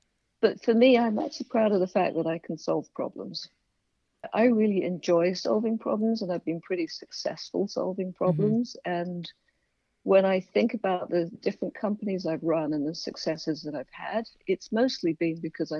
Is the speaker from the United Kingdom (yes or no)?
yes; England, United Kingdom; moved away; I'm English